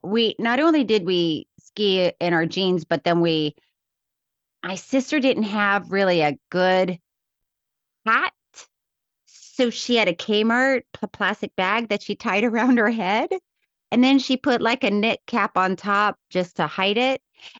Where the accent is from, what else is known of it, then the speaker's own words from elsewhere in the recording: Miami Beach, Florida, United States; born there; No, I wasn't born in I was born in Miami Beach, but Frostproof, my dad was born in Frostproof.